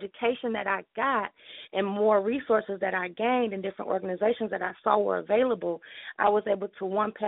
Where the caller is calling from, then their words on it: Detroit, Michigan, United States; I'm calling from Detroit, Michigan.